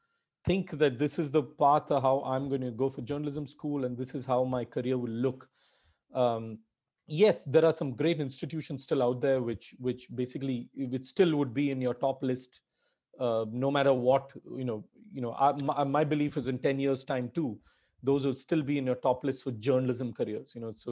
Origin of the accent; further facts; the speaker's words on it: India; English is a second language; Being an Indian is a huge disadvantage or being where I'm from, being, from the emerging world.